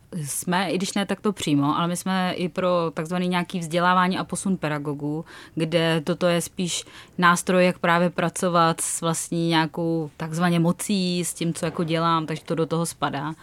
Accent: Czechia

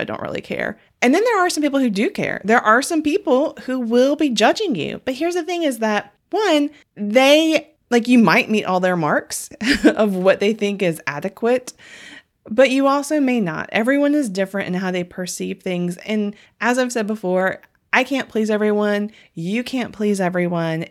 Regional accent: the South, United States; growing up in the South

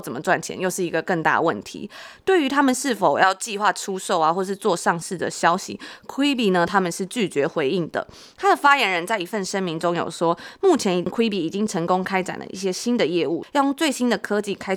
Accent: Taiwan; 在台湾长大

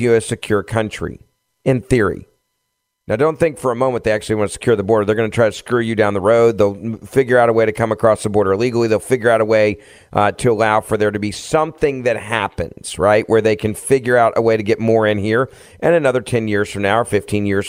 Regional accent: Memphis, Tennessee, United States; my hometown of Memphis

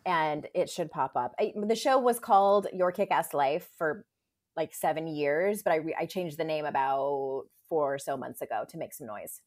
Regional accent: San Diego, California, United States; I'm from San Diego

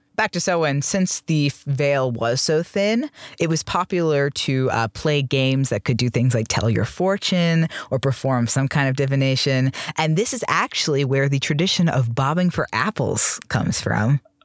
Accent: New Jersey, United States; I grew up in New Jersey

